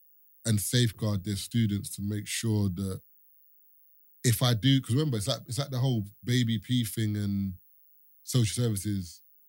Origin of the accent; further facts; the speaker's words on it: Barbados; because you're from Jamaica, I'm from Barbados, he's from Trinidad. Our culture is completely different.